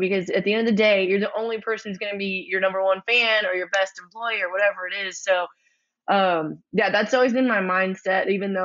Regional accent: Shiner, Texas, United States; also born or lived in Luling, Texas / Rockport, Texas / San Marcos, Texas / Austin, Texas; I was born actually in Luling, Texas, but I lived most of my life in the like Shiner, Hallettsville area, and then a little bit on the Texas coast, like in Rockport.

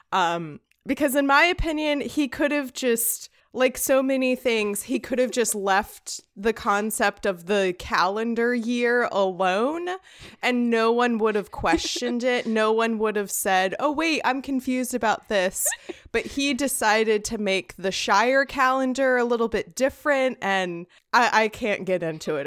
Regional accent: United States; I, as an American

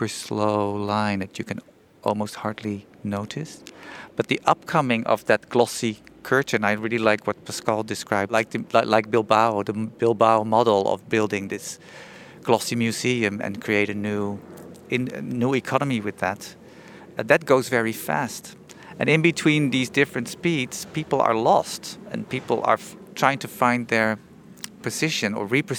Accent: Netherlands; I'm from the Netherlands, which is like super flat

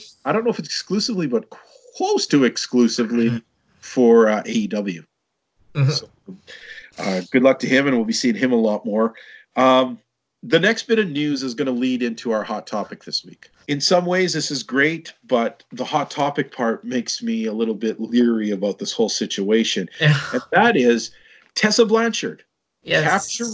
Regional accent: Canada; us being both Canadian boys

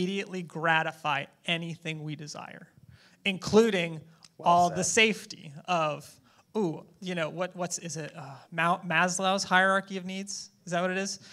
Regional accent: United States; I'm an American

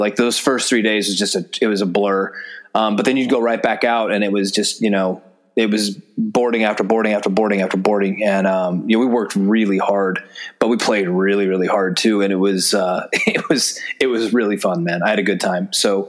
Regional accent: Seattle, Washington, United States; moved away as an adult; So I was I grew up in Seattle, around Seattle, and I played baseball in college before all of this.

